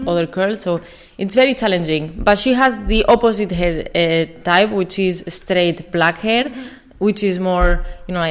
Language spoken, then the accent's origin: English; Spain; English is a second language; moved away; I'm from Spain. If you cannot tell from my accent.